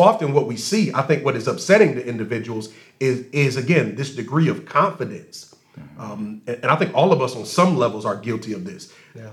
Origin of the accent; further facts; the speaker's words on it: Racine, Wisconsin, United States; I grew up in Racine